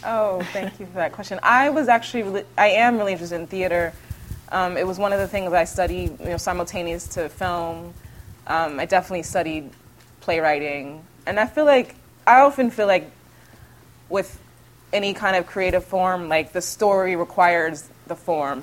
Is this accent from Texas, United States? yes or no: yes; Houston, Texas, United States; moved away as an adult; now in New York, United States; growing up in Houston, where you're, you're in the backseat of a car, experiencing the city